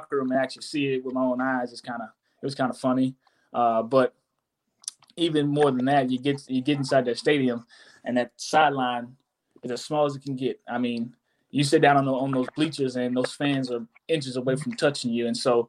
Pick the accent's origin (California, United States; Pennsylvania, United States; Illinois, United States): California, United States; Monterey; born there; I was born out in Monterey, California. And so some family of mine got to come see me play.